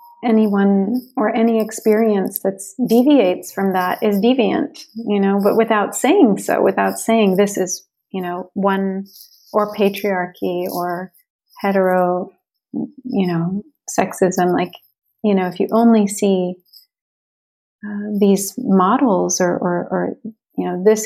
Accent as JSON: {"language": "English", "town": "Chicago", "region": "Illinois", "country": "United States", "tie": "born there", "said": "I was born in Chicago to an interracial family."}